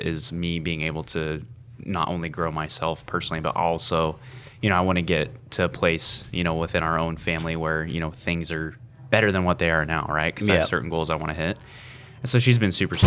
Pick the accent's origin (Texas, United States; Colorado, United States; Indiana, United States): Texas, United States; now in Utah, United States; We grew up in Texas.